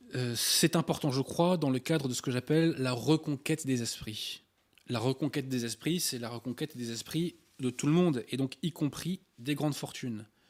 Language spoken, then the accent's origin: French; France; en tant que Français